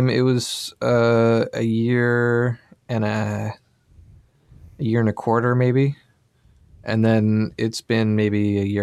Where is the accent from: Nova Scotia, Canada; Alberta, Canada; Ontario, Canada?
Nova Scotia, Canada; also born or lived in Toronto / Sydney / Vancouver / San Francisco; I mean, we we're both from Nova Scotia, and we've both moved a little bit.